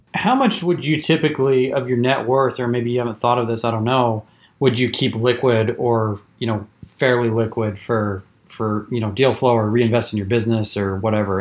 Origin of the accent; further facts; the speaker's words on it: eastern Washington, United States; moved away as an adult; also born or lived in Houston, Texas; now in Austin, United States; I grew up personally in eastern Washington